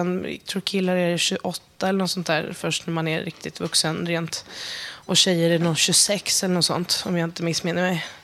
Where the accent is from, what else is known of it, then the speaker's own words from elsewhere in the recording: Järna, Stockholm County, Sweden; Jag är uppväxt i Järna som ligger söder om Södertälje. Eh, kanske inte är så många som känner till det, men i Järna så det är som en metropol för, för antroposofin och Waldorfpedagogiken